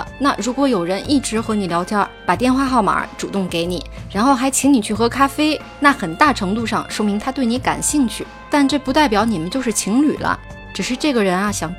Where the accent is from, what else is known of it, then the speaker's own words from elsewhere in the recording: China; 跟我们中国人想象的是不太一样的。